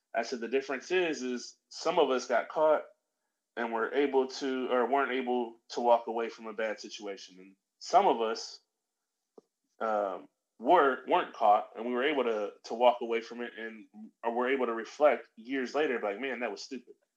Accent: Middle America, Midwest, United States; I grew up in Middle America

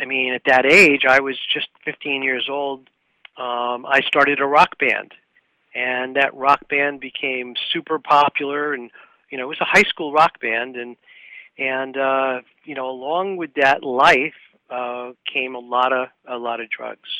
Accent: New York City, New York, United States; I was born in Brooklyn, New York, and I was raised in what I would call a middle-class family environment

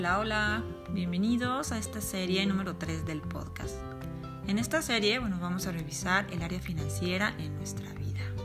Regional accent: Mexico; como decimos en mi país, en México, un empleado godín

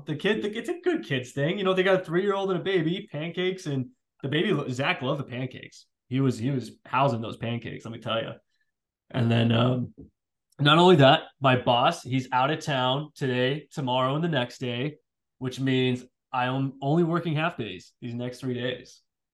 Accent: California, United States; now in Virginia, United States; being Californian, I'm used to the heat. I'm used to the sun.

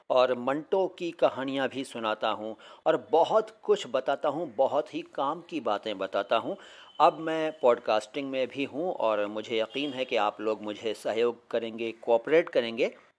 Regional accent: Delhi, India; मैं दिल्ली से हूँ भारत से

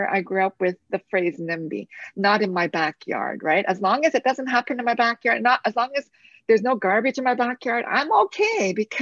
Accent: London, Ontario, Canada; I grew up in London, Ontario, where we said the Lord's Prayer every morning

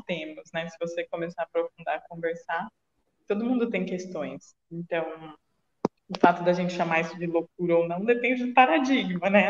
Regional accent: Jundiaí, São Paulo, Brazil; eu sou de Jundiaí, que é uma cidade um pouco menor

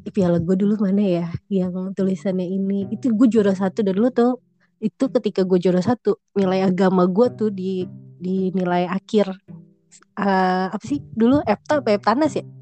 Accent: Jakarta, Indonesia; also born or lived in Bekasi; gue tinggal di Bekasi kan ceritanya misah nih gue dari Priok gue ke Bekasi

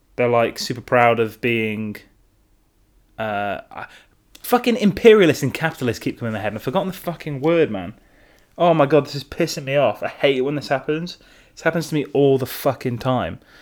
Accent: Derby, East Midlands, United Kingdom; now in London, United Kingdom; I was born in Derby.

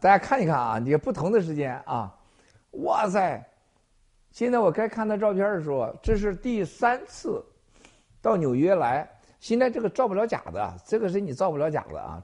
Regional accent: Northeast China, China; also born or lived in Shandong; 我们小时候在东北玩儿

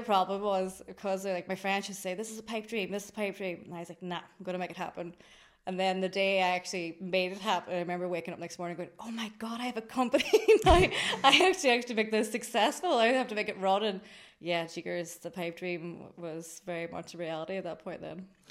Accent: Greencastle, Ulster, Ireland; I'm from Greencastle in Anishowen.

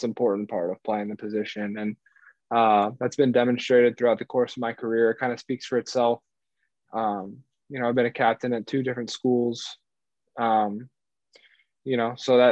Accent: Cincinnati, Ohio, United States; I grew up in Cincinnati

